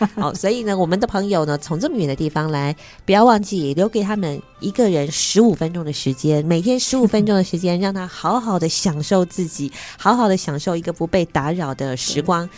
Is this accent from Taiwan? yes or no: yes; Taiwan; 像我们台湾人就说，眼睛是灵魂之窗嘛